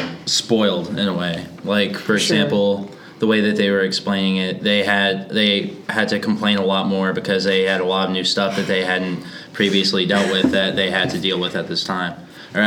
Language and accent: English; United States; I grew up in Montgomery County as well.